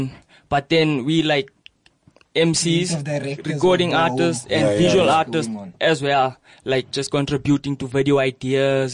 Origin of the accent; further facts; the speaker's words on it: South Africa; I'm proudly South African